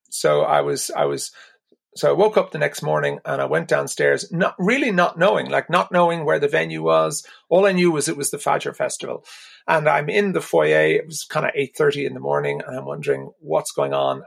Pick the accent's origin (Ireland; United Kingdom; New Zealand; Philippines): Ireland; being Irish meant an awful lot to me.